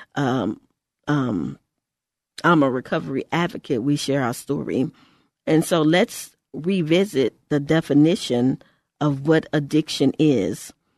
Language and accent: English; Texas, United States; in our state, because I'm from Texas